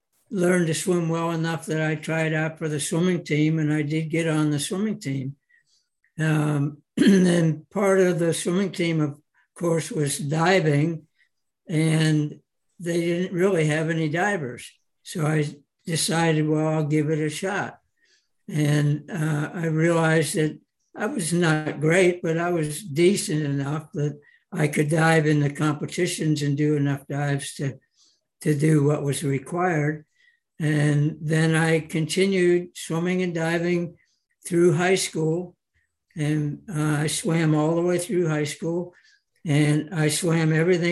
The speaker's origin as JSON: {"language": "English", "town": "Pittsburgh", "region": "Pennsylvania", "country": "United States", "tie": "born or raised there", "said": "I grew up in Pittsburgh, Pennsylvania"}